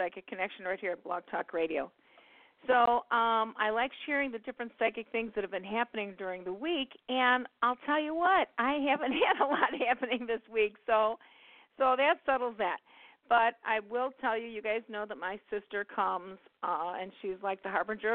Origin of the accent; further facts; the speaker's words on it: Midwest, United States; I'm from the Midwest